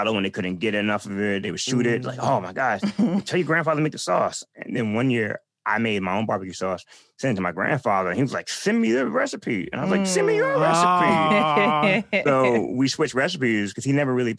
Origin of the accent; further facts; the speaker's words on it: New York City, New York, United States; I'm from Brooklyn, New York